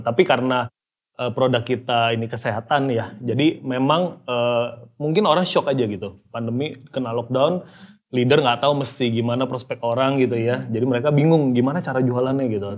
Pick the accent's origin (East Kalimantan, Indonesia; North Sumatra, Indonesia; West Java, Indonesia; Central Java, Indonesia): North Sumatra, Indonesia; Medan; Saya dari Medan ya kebetulan